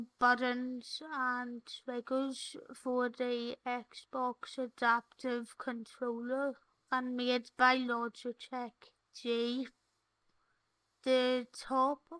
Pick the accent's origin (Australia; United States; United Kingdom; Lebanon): United Kingdom; Northern Ireland; accent: Northern Ireland; my Northern Ireland accent